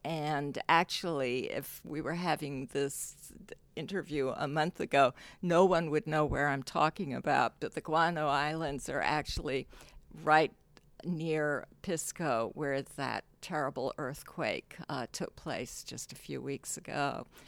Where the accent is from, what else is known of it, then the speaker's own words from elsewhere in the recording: Hong Kong; moved away as an adult; also born or lived in San Francisco, United States; now in United States; So I actually grew up in Hong Kong, uh, with her family in, and I didn't come to America until I started college.